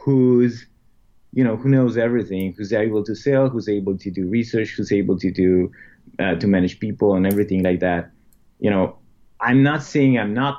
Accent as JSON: {"language": "English", "country": "Romania", "moved": "as an adult", "said": "we're from Romania."}